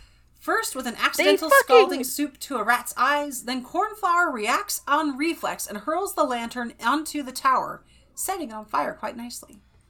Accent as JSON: {"language": "English", "town": "Clovis", "region": "California", "country": "United States", "tie": "born or raised there", "also_born_or_lived": "Fresno", "lives_now": "Wyoming, United States", "said": "Okay, yes, actually, I was technically born in Fresno, but I lived in Clovis."}